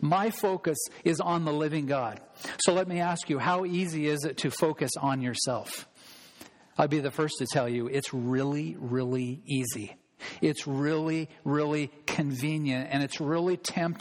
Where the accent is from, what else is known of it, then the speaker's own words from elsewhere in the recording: United States; as an American